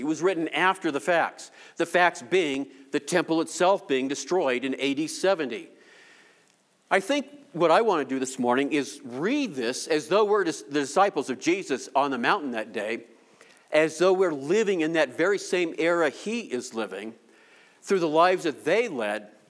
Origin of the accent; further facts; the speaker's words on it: Denver, Colorado, United States; I'm from Denver